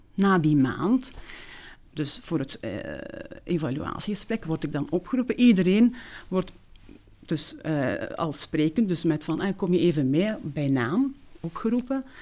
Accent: Zolder, Flanders, Belgium; first language Turkish; Dutch is a second language; In Zolder. Um, ehm, de Vrije Basisschool

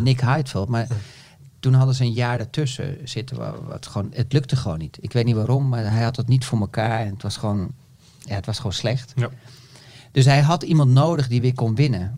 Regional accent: Netherlands

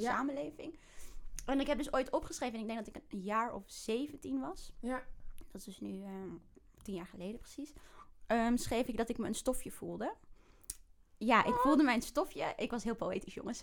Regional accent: The Hague, South Holland, Netherlands; also born or lived in Bijlmer, Amsterdam; now in Amsterdam, Netherlands; Ik ben oh opgegroeid in Den Haag

